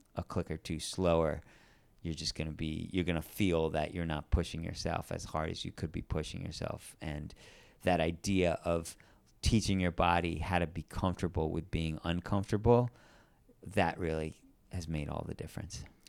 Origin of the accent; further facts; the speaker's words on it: New York, United States; I grew up in New York